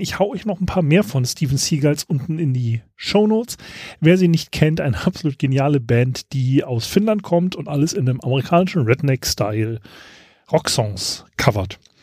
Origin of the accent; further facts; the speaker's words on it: Germany; ich als Deutscher